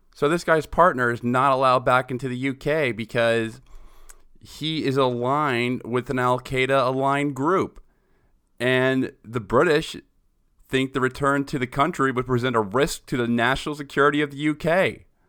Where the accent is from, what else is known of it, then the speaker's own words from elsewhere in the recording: New York, United States; I'm from New York. I remember when I was in seventh grade, two planes going into the Twin Towers, where I'm from